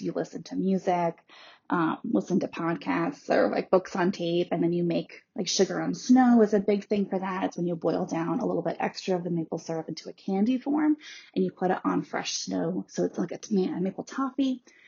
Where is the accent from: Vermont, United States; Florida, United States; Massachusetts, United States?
Vermont, United States; I grew up in Vermont, which is mostly Abenaki land.